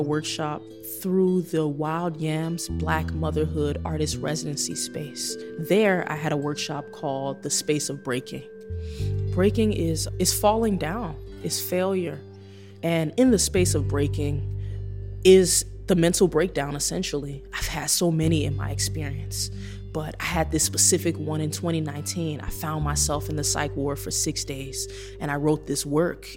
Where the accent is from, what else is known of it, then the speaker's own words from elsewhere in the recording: Chicago, Illinois, United States; It's been such a difficult ride transforming in my hometown